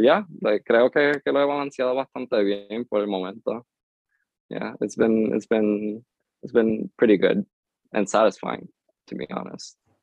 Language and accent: Spanish; Lares, Puerto Rico; first language English; Spanish is a second language; also born or lived in Lawrence, Massachusetts; me, me crié en, en Lare y Lare eh, no hay mucho que hacer